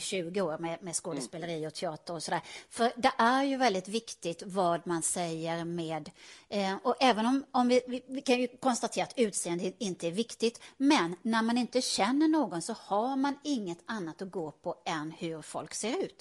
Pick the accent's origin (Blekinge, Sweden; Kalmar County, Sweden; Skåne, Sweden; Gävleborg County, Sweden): Blekinge, Sweden; Karlskrona; moved away; also born or lived in Stockholm; jag kommer från Karlskrona som man kanske hör på min dialekt